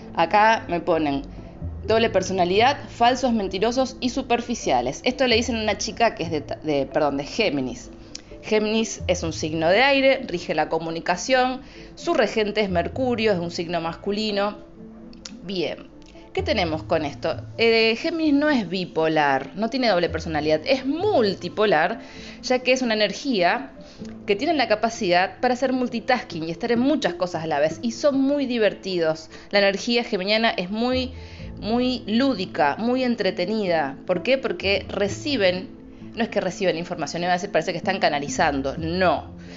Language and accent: Spanish; Rosario, Santa Fe, Argentina; soy de Rosario